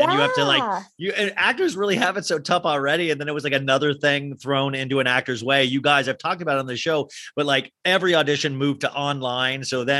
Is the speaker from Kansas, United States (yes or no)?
yes; Kansas, United States; now in Los Angeles, United States; I mean, I came from Kansas, I remember, and I used to dream about